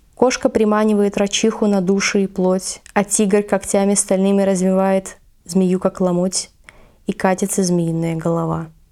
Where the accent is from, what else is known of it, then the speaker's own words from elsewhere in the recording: Vladivostok, Primorsky Krai, Russia; я в детстве росла на Чуркине